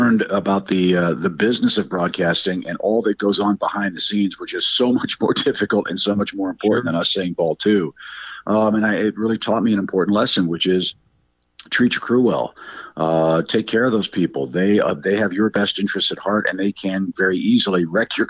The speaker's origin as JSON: {"language": "English", "town": "St. Louis", "region": "Missouri", "country": "United States", "tie": "born or raised there", "said": "I grew up in St. Louis, didn't see my dad very much until I came to college."}